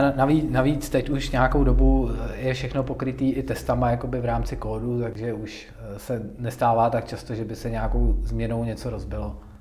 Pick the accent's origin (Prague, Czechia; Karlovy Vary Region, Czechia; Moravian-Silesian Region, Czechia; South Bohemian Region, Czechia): South Bohemian Region, Czechia; Tábor; moved away as an adult; now in Pardubice, Czech Republic; já jsem z Tábora, což je takový menší, menší městečko